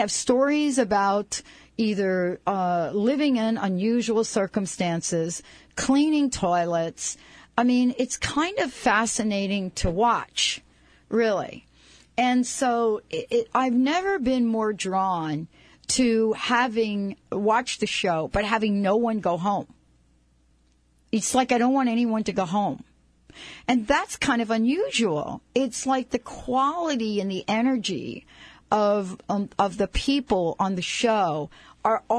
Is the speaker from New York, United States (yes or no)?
yes; New York City, New York, United States; Growing up in New York City, I loved growing up as a very young child in New York.